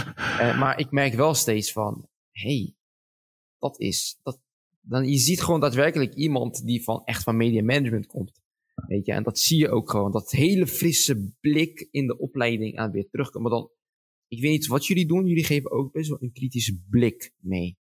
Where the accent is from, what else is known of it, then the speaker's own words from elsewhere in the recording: Schiedam, South Holland, Netherlands; ik ben zo trots dat ik in, dat ik in Schiedam ben geboren